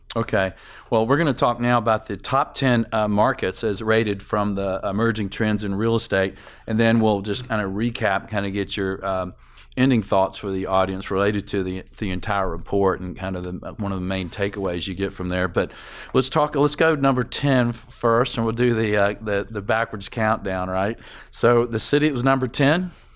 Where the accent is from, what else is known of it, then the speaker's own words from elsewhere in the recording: Atlanta, Georgia, United States; also born or lived in Nashville; I grew up in Atlanta, but, uh, my mother told me I was born in Nashville